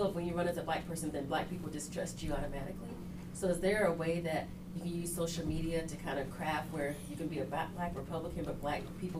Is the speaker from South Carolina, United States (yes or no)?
yes; South Carolina, United States; And I'm from South Carolina